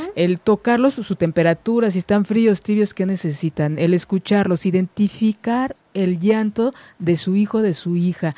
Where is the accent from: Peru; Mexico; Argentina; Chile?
Mexico; nuestra cultura como, mexicanos